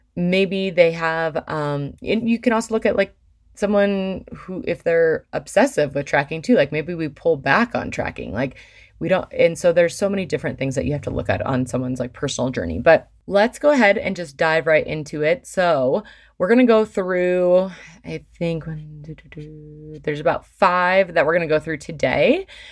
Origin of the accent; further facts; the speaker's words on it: Michigan, United States; now in Colorado, United States; I grew up in Michigan